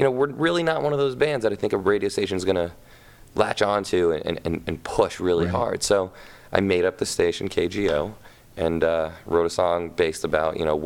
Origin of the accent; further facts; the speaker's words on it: Los Angeles, California, United States; I grew up in Hollywood